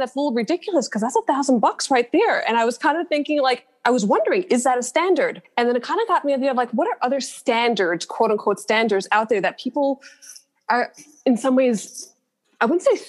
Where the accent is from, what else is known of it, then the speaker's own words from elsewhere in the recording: New York City, New York, United States; I grew up in Borough Park. I went to all like the Brooklyn institutions.